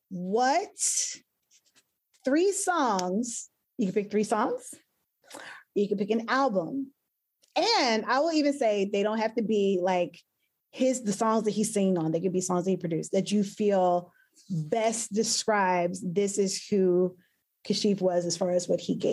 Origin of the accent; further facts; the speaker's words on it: Asheville, North Carolina, United States; my hometown, Asheville, North Carolina.